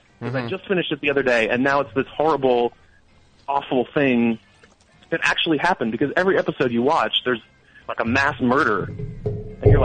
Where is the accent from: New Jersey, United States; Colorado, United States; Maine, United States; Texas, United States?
New Jersey, United States; I'm from New Jersey, so I grew up a Knicks fan, and I'm just used to it by now, I suppose.